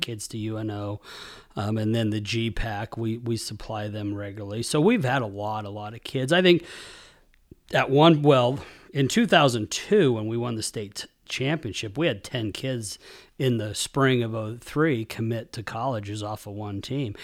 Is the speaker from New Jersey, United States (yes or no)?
no; Hays, Kansas, United States; moved away as an adult; also born or lived in McCook, Nebraska; I grew up in Kansas, Hayes, Kansas